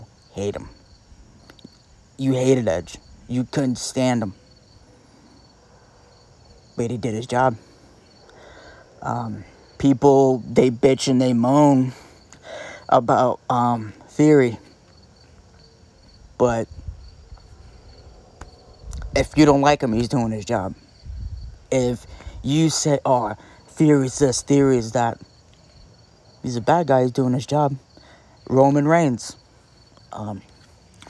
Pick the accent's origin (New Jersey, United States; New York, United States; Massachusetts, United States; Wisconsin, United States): New Jersey, United States; we're both from Jersey